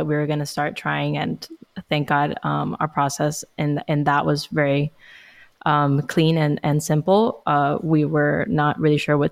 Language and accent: English; Miami, Florida, United States; I'm from Miami, born and raised, and I'm 25